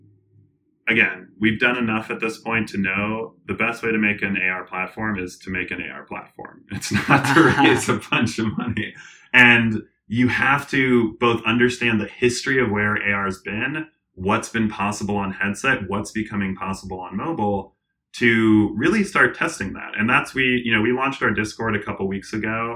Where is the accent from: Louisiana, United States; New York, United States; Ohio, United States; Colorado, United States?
Colorado, United States; I'm from Colorado